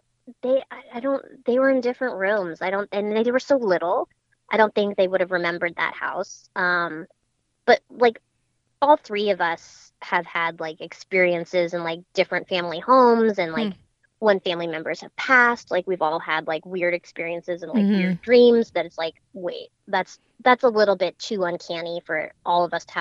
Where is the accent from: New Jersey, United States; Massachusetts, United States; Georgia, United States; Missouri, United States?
Massachusetts, United States; Boston; also born or lived in Wellesley, Massachusetts; I was raised in Boston, Massachusetts